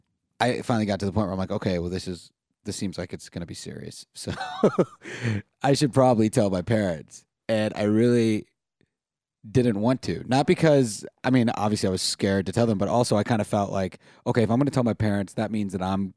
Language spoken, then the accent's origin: English; Charlotte, North Carolina, United States; Yeah. Charlotte. Went to school in Chapel Hill.